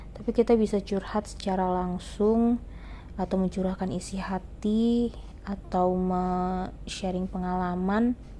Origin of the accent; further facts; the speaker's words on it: Jakarta, Indonesia; also born or lived in Sungai Penuh, Jambi; gua berasal, eee, dan lahir dari kota Sungai Penuh di Provinsi Jambi dan sejak kecil gua tinggal di Jakarta bersama dengan kedua orang tua gua